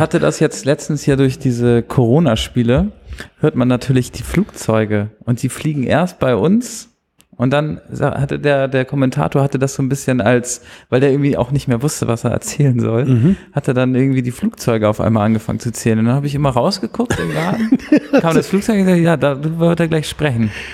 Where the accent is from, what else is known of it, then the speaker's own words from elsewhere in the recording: Hamburg, Germany; ich komme eigentlich aus Altona